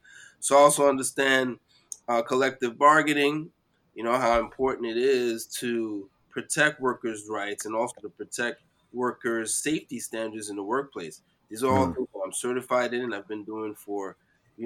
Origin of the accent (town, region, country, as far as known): New York City, New York, United States; born or raised there